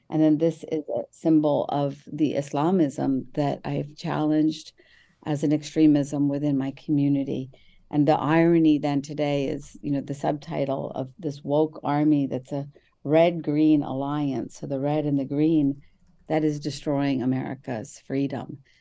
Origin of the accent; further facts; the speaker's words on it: Mumbai, Maharashtra, India; I was born in Bombay, India, to very conservative Muslim parents